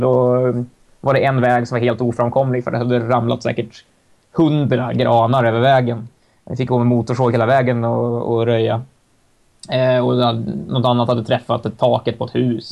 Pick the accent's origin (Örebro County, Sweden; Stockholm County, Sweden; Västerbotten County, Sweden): Stockholm County, Sweden; Stockholm; för mig som stockholmare